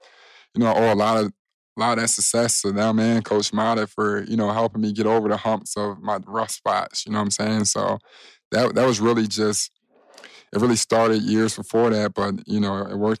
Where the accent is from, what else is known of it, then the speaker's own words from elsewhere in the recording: Chicago, Illinois, United States; I'm from Chicago